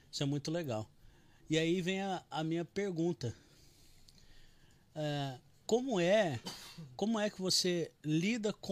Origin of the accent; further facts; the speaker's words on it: Mato Grosso do Sul, Brazil; moved away; Eu sou do Mato Grosso Sul, né?